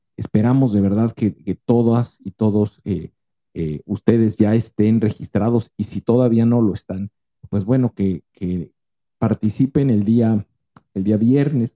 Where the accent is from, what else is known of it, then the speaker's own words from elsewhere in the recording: Mexico; esa pasión que nos identifica a nosotros como mexicanos